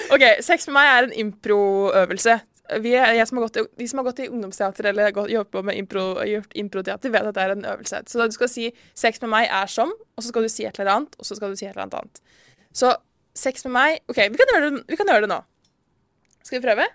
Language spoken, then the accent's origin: Norwegian; Risør, Agder, Norway; moved away; når jeg er hjemme i Risør